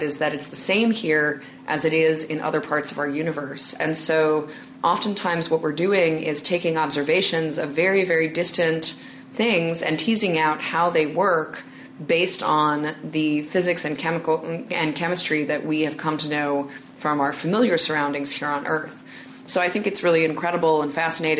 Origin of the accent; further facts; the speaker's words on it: New York City, New York, United States; I'm from New York City